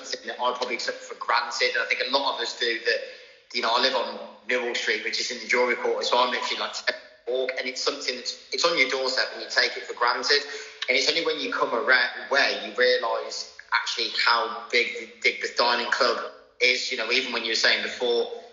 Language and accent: English; Shrewsbury, West Midlands, United Kingdom; Shrewsbury. That's where I was born, actually. I'm from Shrewsbury